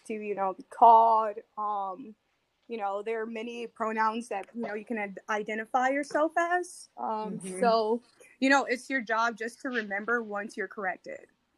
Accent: Gary, Indiana, United States; I'm from Gary, Indiana

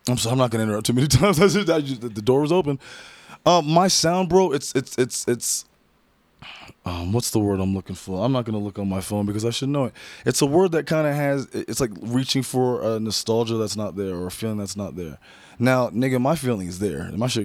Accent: Redmond, Washington, United States; I grew up in Redmond, Washington, bro.

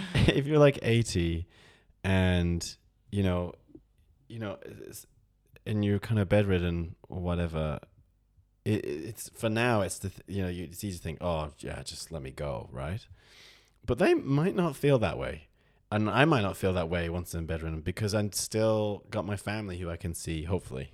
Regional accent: Oldham, North West England, United Kingdom; I'm from Oldham.

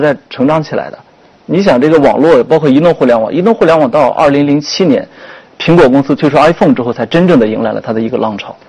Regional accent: China; 我们我们中国人还是挺善于造神的，我觉得。

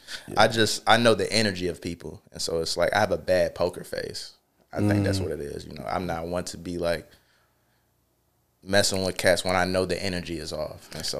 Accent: Charlotte, North Carolina, United States; Yeah, I'm from Charlotte.

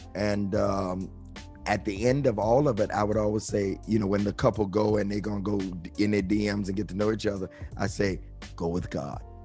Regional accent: Detroit, Michigan, United States; also born or lived in New York, United States; I grew up in New York until I was nine

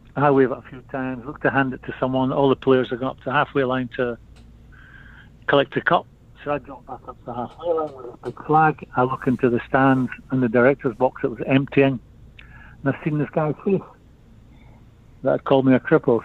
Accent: Edinburgh, Scotland, United Kingdom; I'm from Edinburgh

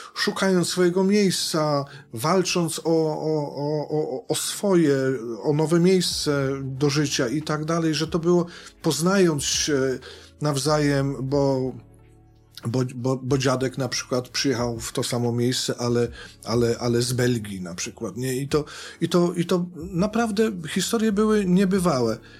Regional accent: Sudetes, Poland; u nas w Sudetach

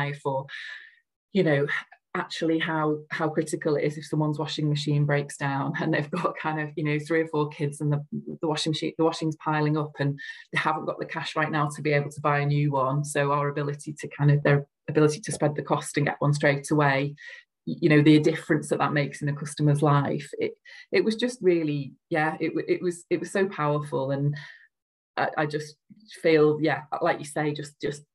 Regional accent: Liverpool, North West England, United Kingdom; accent: Scouse; I don't think I've got a very strong accent, but I'm a Scouser

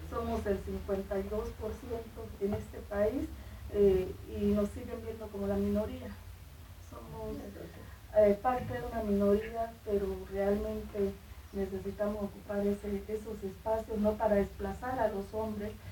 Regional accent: Guachené, Cauca, Colombia; mujer de Guachiné, norte del Cauca

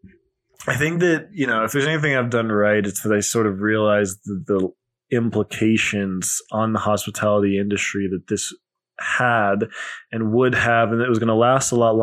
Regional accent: Colorado, United States; moved away as an adult; also born or lived in New York City; I came back to my home state of Colorado. We're in the Denver area

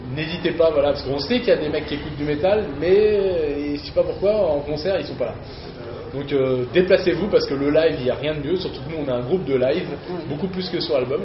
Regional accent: Nancy, Grand Est, France; on est de Nancy

